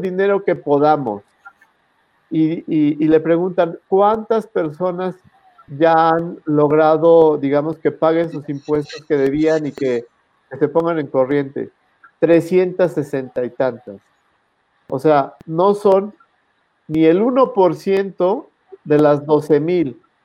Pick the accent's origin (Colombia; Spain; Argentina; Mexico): Mexico; como contribuyente, como mexicano